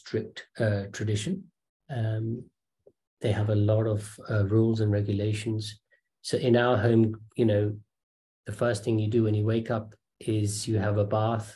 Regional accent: London, United Kingdom; also born or lived in Kenya; we had finally settled in London. So parents in that generation naturally wanted to move into an area where there are good schools. So we were in Northwest London.

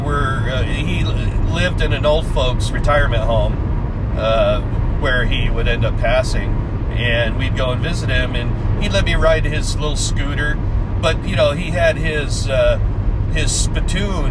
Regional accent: Washington, United States; moved away; we grew up in Washington

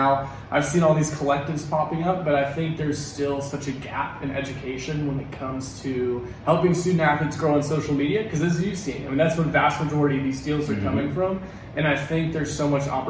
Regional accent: Atlanta, Georgia, United States; Yeah, man. So I'm from Atlanta.

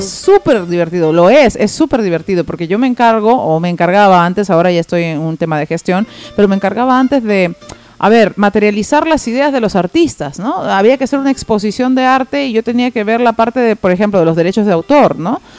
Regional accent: Tacna, Peru; moved away as an adult; now in Lima, Peru; yo hace 12 años ya vivo en Lima y cuando recién me vine de Tacna a Lima

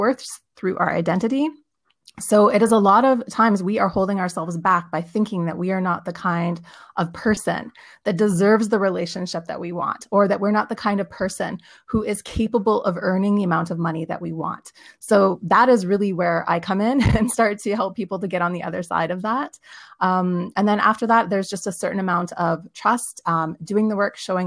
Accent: Vancouver, British Columbia, Canada; moved away as an adult; now in Berlin, Germany; I am originally from Vancouver, BC

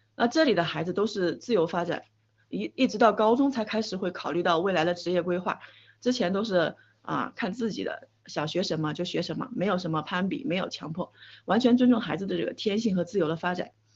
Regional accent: China; moved away; 我是从墙内出来的

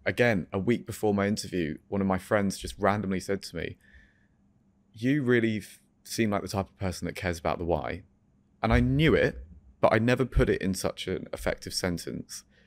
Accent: Farnham, South East England, United Kingdom; also born or lived in France; we're from Surrey

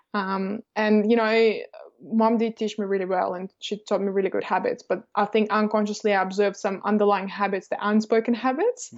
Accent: Estonia; now in Australia; I grew up in Estonia, um, and I'm from a Russian family.

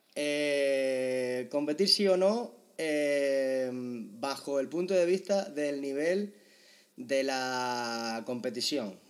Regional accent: Tenerife, Canary Islands, Spain; nosotros que somos de Tenerife

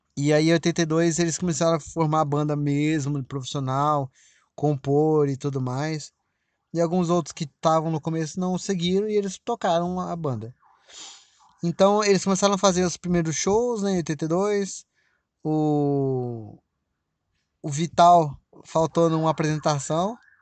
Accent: Brazil; aqui no Brasil, óbvio, né? Minha terra

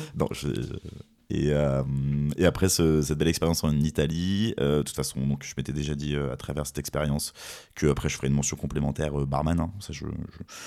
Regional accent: Fontainebleau, Île-de-France, France; je suis originaire de la région de Fontainebleau

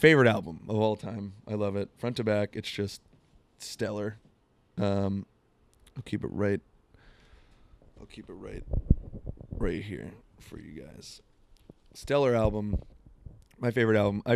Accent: Florida, United States; now in Seattle, United States; Growing up in Florida

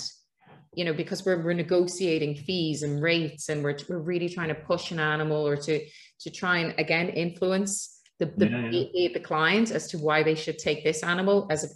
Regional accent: Ireland; being Irish

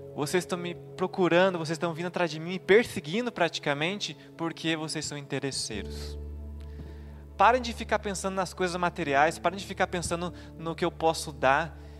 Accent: São Leopoldo, Rio Grande do Sul, Brazil; moved away as an adult; Em 2014, eu saí de São Leopoldo

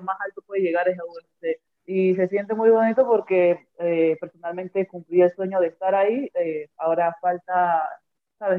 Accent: Panama; siendo la primera panameña

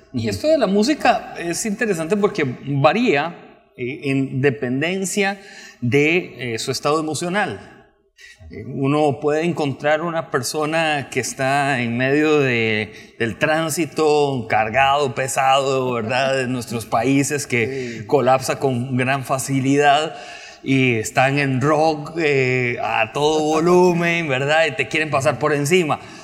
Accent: Costa Rica; soy periodista costarricense

